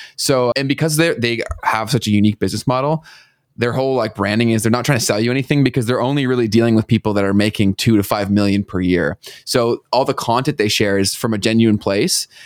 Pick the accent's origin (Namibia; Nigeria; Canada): Canada